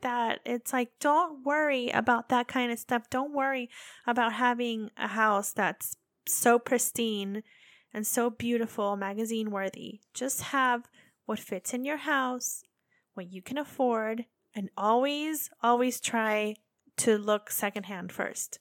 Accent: United States; accent: American; moved away as an adult; also born or lived in England / Belgium; now in Japan; Us Americans

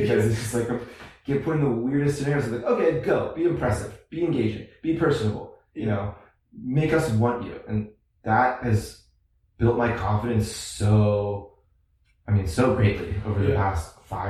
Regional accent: St. Louis, Missouri, United States; I'm from St. Louis

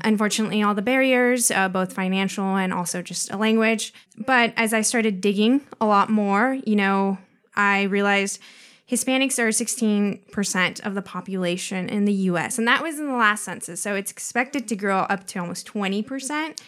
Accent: Pacific Northwest, United States; also born or lived in Mexico; I was basically born and raised in the Pacific Northwest

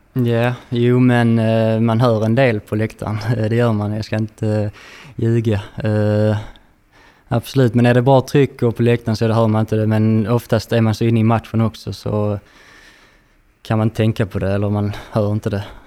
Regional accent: Landskrona, Skåne, Sweden; född och uppvuxen i Landskrona

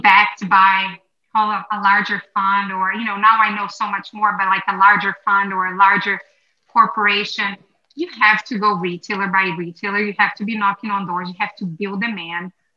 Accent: Brazil; now in United States; I grew up in Brazil

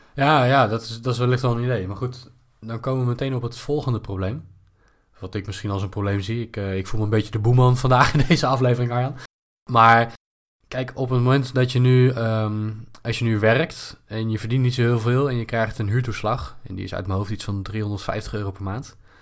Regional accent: Netherlands; als Nederlander met een goed inkomen

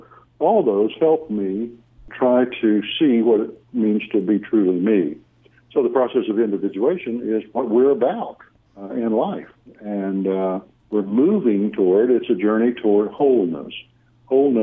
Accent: Oklahoma, United States; now in Austin, United States; I don't pronounce Weltanschauung very well, because I'm from Oklahoma

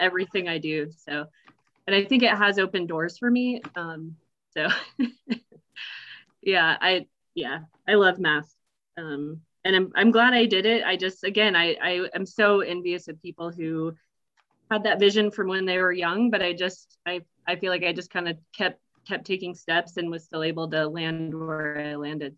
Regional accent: Nebraska, United States; moved away as an adult; now in Colorado, United States; I grew up in Nebraska

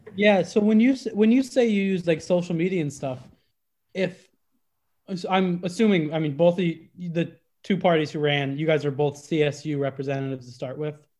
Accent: Iowa, United States; I'm from Iowa

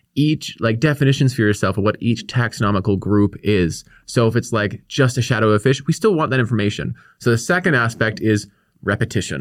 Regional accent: Victoria, British Columbia, Canada; I grew up here on the Kwangan Territory in, in Victoria.

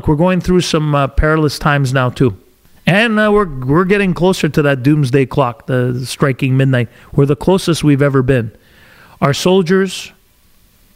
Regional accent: Canada; We're all Canadian.

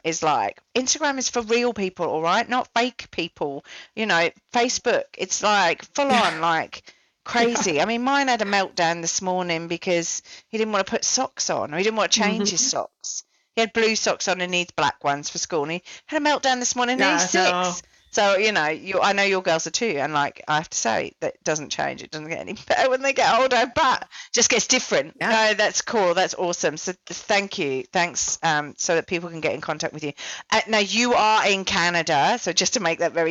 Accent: England, United Kingdom; now in Melbourne, Australia; I'm English

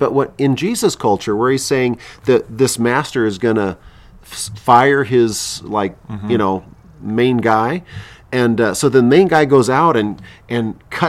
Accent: Philippines; And you know, and I grew up in the Philippines. I ministered in Latin America.

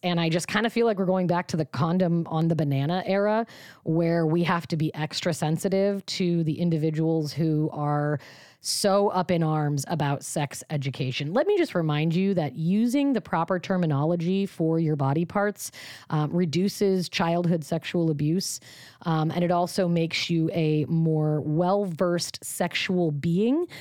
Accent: Washington, United States; Washington, my home state

